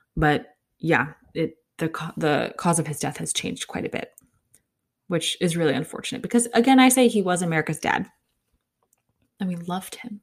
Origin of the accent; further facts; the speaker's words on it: United States; an American